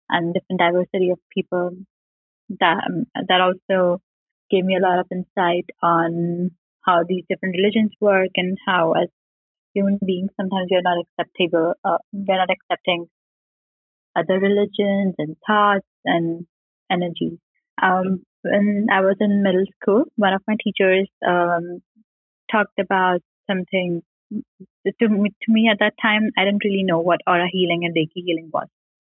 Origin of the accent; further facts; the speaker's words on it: Indore, Madhya Pradesh, India; I'm from a Hindu family in India. I was born in Indore. It's a capital city in the state of Madhya Pradesh.